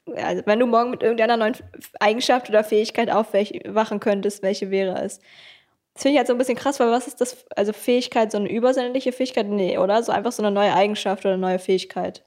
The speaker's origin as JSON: {"language": "German", "town": "Kleinmachnow", "region": "Brandenburg", "country": "Germany", "tie": "born or raised there", "also_born_or_lived": "Berlin", "said": "ich bin in Berlin geboren, aber in Kleinmach nur groß geworden. Und, äh, das ist so neben Berlin"}